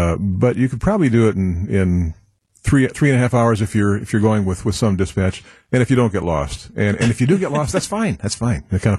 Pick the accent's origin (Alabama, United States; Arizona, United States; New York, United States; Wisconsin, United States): Wisconsin, United States; Milwaukee; also born or lived in Boston; I came back to Milwaukee from Boston College